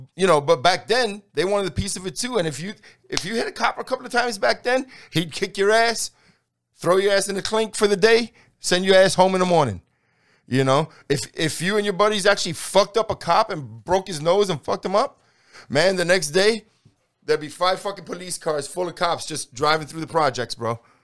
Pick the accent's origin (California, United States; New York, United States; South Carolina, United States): New York, United States; New York City; now in Texas, United States; I grew up in New York City